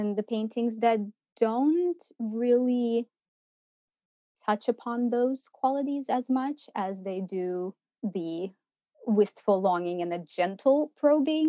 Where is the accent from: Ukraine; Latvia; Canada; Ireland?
Ukraine; moved away as an adult; now in Portland, United States; I was born and raised in Ukraine, and I lived through the dissolution of the Soviet Union